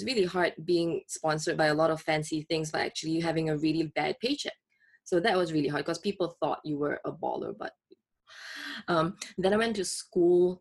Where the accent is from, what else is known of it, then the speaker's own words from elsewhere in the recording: Singapore; moved away; I grew up in Singapore.